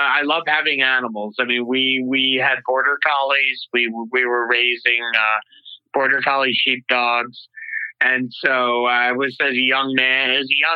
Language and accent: English; Marathon, New York, United States; I grew up, I'm originally from upstate New York, or at least that's really where I grew up, central New York. Little town called Marathon, New York, about 50 miles south of Syracuse